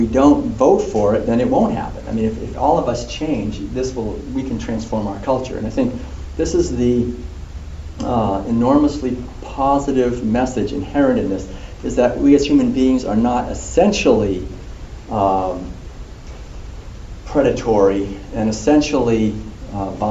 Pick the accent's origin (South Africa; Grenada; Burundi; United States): United States; Concord, Massachusetts; I was born in a family in Concord, Massachusetts